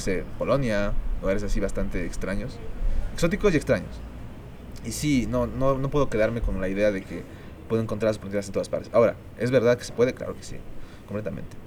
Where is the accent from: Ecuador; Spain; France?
Ecuador; yo soy ecuatoriano